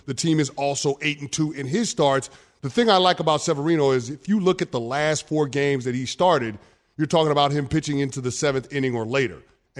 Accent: New York City, New York, United States; I'm from the Bronx.

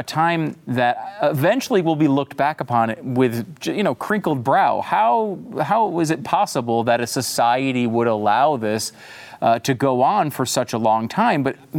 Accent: Connecticut, United States; also born or lived in New York; Yeah, I was born in New York and I grew up in Connecticut.

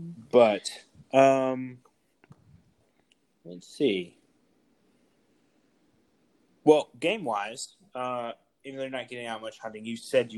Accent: Oklahoma, United States; moved away; also born or lived in southern US; I grew up in Oklahoma, and then, you know, primarily lived in the southern part of the U.S.

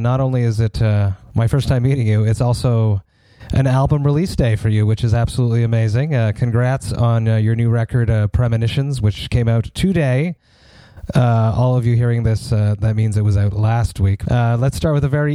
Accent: Montreal, Quebec, Canada; I'm from Montreal, Quebec, Canada

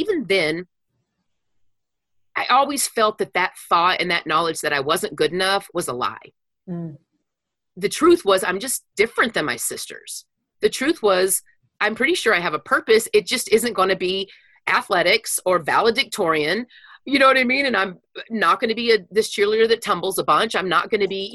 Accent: Wichita Falls, Texas, United States; I grew up in Wichita Falls, Texas.

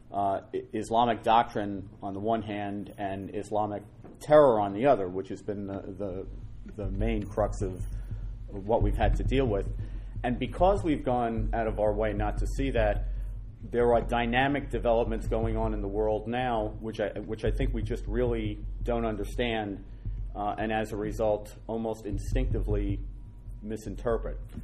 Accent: New York City, New York, United States; I'm a Irish Catholic guy from the Bronx

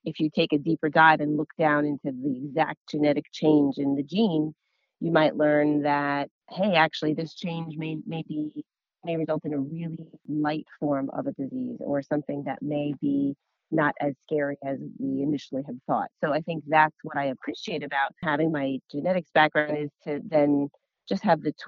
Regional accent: New Jersey, United States; I'm from New Jersey

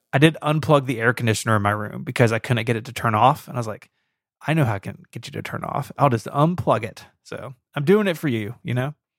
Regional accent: Memphis, Tennessee, United States; Saint Jude does happen to be in my hometown

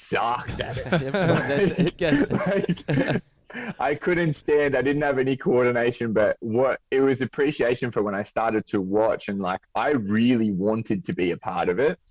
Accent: Sydney, New South Wales, Australia; also born or lived in United Kingdom; I grew up in the Southern Shire in Southern Sydney

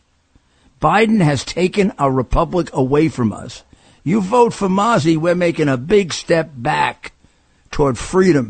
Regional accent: Garden City South, New York, United States; also born or lived in North Bellmore, New York; I grew up in Nassau County in Garden City South and in North Belmore.

